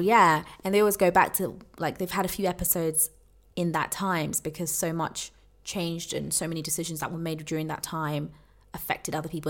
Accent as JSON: {"language": "English", "country": "United Kingdom", "said": "as British people"}